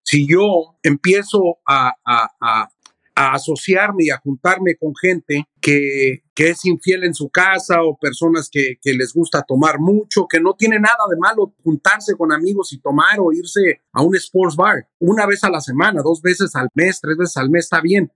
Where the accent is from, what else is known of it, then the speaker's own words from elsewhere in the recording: Mexico City, Mexico; now in United States; yo soy de México, yo vine de la Ciudad de México